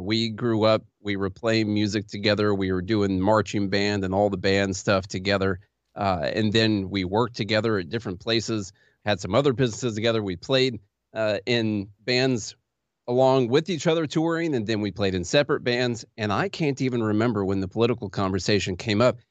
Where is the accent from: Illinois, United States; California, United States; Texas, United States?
Illinois, United States; Vienna; also born or lived in Pulaski, Illinois; now in Nashville, United States; I am from Illinois originally